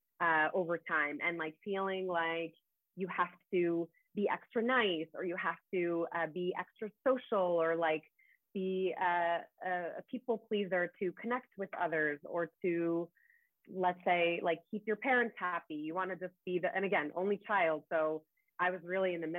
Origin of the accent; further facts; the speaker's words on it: United States; I was born here in the States, but they had immigrated here from overseas